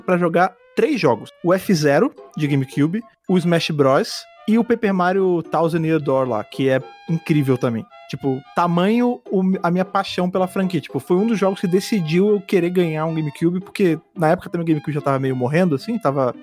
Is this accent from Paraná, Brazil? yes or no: no; Rio de Janeiro, Brazil; now in São Paulo, Brazil; eu sou do Rio de Janeiro, né? Eu moro em São Paulo, mas eu sou do Rio